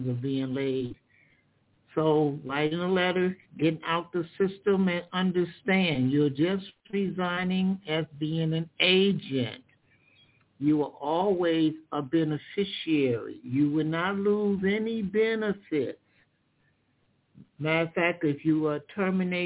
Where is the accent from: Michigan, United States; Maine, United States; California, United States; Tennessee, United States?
Michigan, United States; In Michigan, I'm from Michigan, so I use Michigan laws